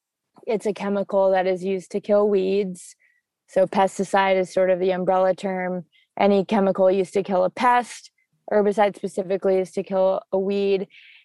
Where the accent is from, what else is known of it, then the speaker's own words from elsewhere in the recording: Hawaii, United States; moved away as an adult; now in San Francisco, United States; I'm originally from Hawaii, and then I went to UC Berkeley. So I was there for 4 years and then graduated in 2018 and then have been in the Bay Area ever since.